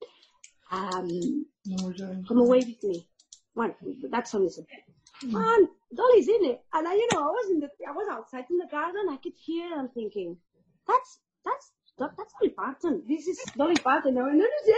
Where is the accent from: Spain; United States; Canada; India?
Spain; I'm from Spain